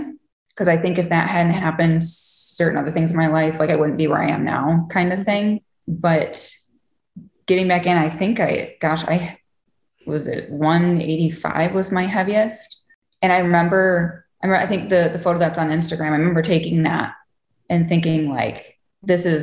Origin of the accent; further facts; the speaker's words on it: Muskegon, Michigan, United States; also born or lived in Grand Rapids, Michigan; I grew up in Muskegon, Michigan, right on the lakeshore